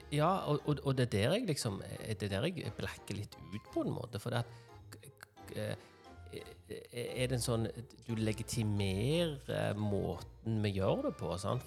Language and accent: Norwegian; Norway